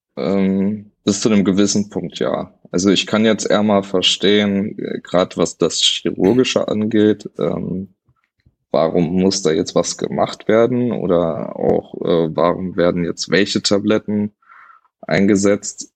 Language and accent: German; Hanover, Lower Saxony, Germany; also born or lived in Wernigerode; bin ich dann zurück nach Hannover